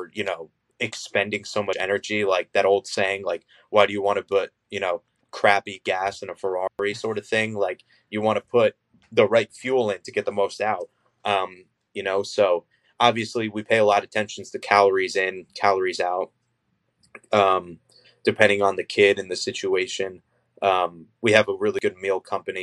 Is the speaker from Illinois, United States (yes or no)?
no; New Jersey, United States; moved away as an adult; now in North Jersey, United States; I'm technically from more South Jersey. I'm not from North Jersey.